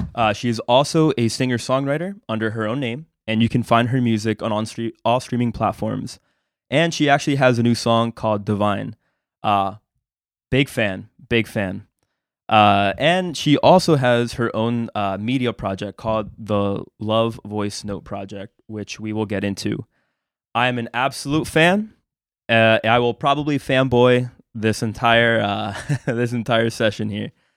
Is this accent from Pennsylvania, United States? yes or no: yes; Lancaster, Pennsylvania, United States; first language Spanish; English is a second language; I grew up here